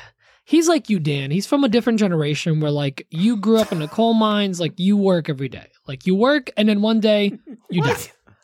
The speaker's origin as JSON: {"language": "English", "country": "Poland", "said": "I'm from Poland. We just have hot water that we put into it already. Because of the geysers in Poland."}